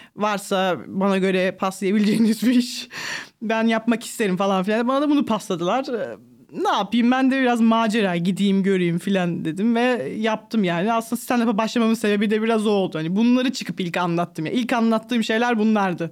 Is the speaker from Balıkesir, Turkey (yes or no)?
no; Sakarya, Turkey; also born or lived in Ankara; Ankara'da doğdum. 6 yaşına kadar falan oradaydık. Sonra ailem Sakarya'ya taşındı.